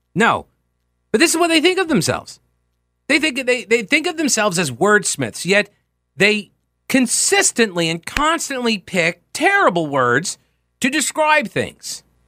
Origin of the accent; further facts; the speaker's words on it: Long Island, New York, United States; moved away as an adult; also born or lived in Winthrop University, South Carolina; being from Long Island